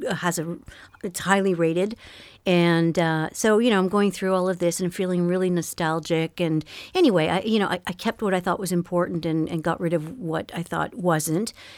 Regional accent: Montreal, Quebec, Canada; born or raised there; first language French; English is a second language

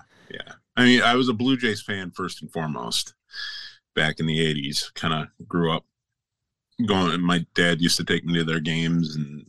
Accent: Grand Island, New York, United States; also born or lived in Niagara Falls, New York; grew up on Grand Island, New York

